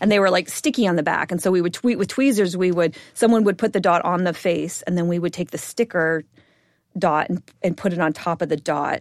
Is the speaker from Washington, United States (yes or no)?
yes; Bellevue, Washington, United States; I grew up in Bellevue, Washington, which is a suburb of Seattle